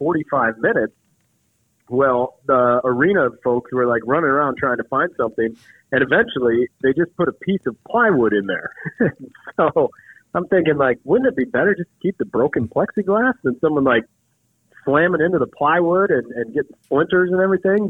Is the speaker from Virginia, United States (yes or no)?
no; Minneapolis, Minnesota, United States; moved away as an adult; now in Charlotte, United States; growing up in the Twin Cities